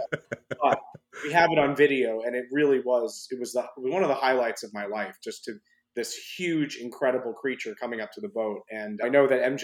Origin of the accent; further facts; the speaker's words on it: New York City, New York, United States; being born and raised in New York City